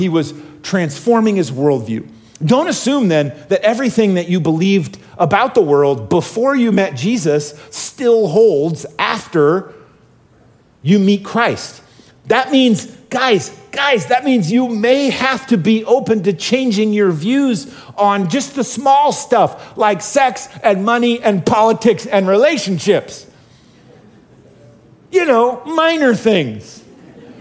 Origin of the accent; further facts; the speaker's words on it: Oregon, United States; I grew up in Oregon